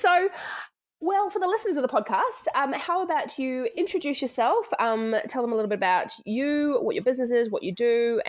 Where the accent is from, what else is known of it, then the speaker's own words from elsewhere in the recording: Australia; moved away as an adult; now in Christchurch, New Zealand; Whilst I now call Christchurch, New Zealand home, I am originally from Australia and made the move over the ditch about 12 years ago now.